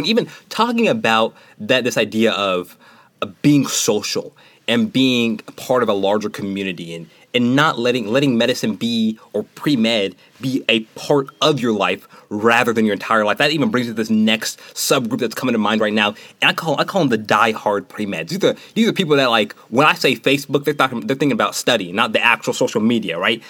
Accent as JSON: {"language": "English", "town": "Nashville", "region": "Tennessee", "country": "United States", "moved": "yes", "said": "from Nashville, Tennessee"}